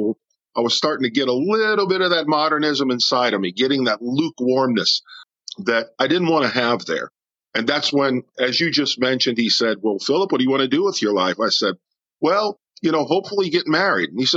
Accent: New Orleans, Louisiana, United States; also born or lived in Aurora, Illinois; I was born here in New Orleans. Then my father found work, and we moved to Aurora, Illinois for about 5 years. When I was a young child, made my first communion up there at Holy Angels Parish. And then we came back here

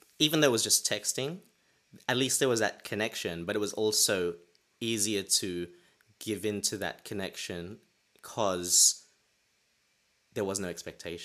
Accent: Australia; moved away as an adult; now in London, United Kingdom; I'm Australian, and now I'm living in London

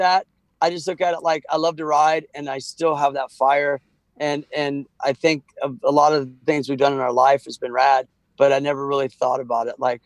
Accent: Missouri, United States; also born or lived in Kansas City; I'm from Missouri

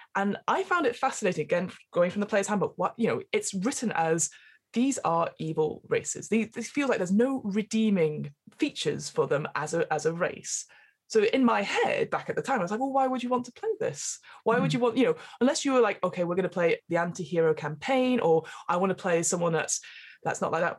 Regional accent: England, United Kingdom; as an English person

